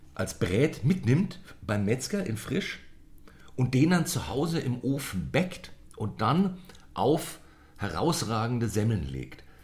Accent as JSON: {"language": "German", "town": "Munich", "region": "Bavaria", "country": "Germany", "tie": "born or raised there", "said": "als Münchner bin ich ja mit der Leberkäse groß geworden"}